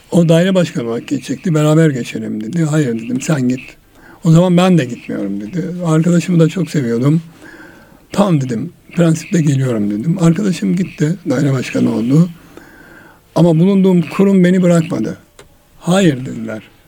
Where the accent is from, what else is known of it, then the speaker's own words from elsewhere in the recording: Erzurum, Turkey; moved away; gençliğimizde rol modellerimiz vardı bizim Erzurum'da. Ben Erzurumluyum